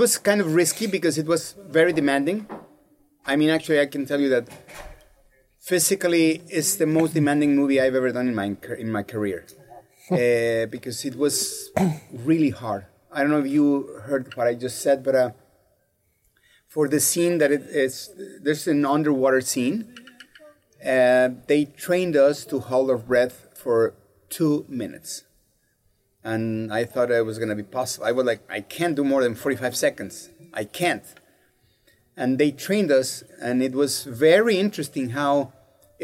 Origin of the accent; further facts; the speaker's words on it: Mexico; moved away as an adult; I was born and raised in Mexico. I'm a real Mexican.